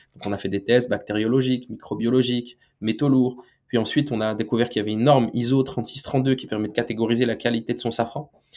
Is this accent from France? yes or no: yes; France; Nous, on est né en France, on est français